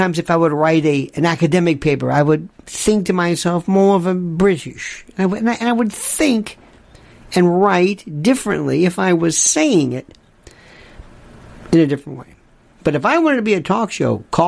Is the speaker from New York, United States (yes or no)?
yes; New York, United States; accent: New York; I never told people I was Jewish or from New York